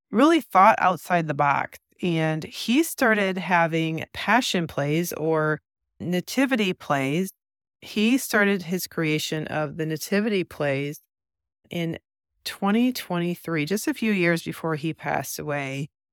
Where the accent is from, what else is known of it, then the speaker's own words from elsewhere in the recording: Midwest, United States; growing up in the Midwest